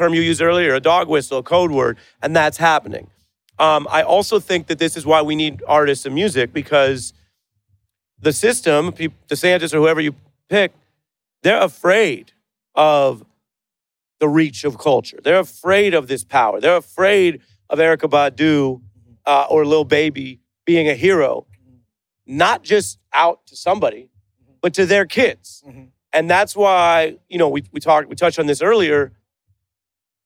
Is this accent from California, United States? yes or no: no; Seattle, Washington, United States; moved away as an adult; now in Brooklyn, United States; I love living in Brooklyn. I grew up in Seattle.